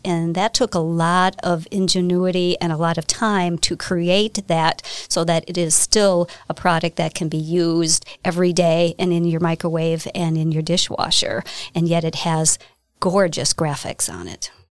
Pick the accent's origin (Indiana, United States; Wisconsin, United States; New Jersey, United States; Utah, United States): Wisconsin, United States; Hartford; I am from Hartford, Wisconsin. Uh, I lived there my entire life.